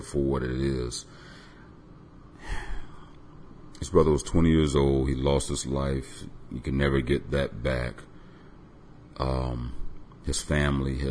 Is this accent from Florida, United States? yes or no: yes; Tampa, Florida, United States; I was born in Tampa